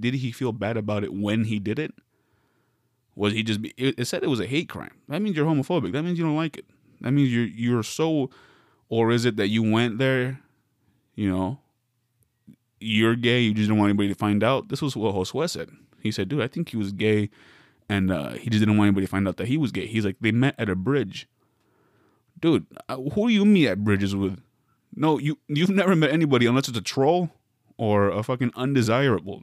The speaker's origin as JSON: {"language": "English", "region": "Arizona", "country": "United States", "moved": "yes", "lives_now": "Southern California, United States", "said": "I'm a Coyotes fan 'cause I'm from Arizona"}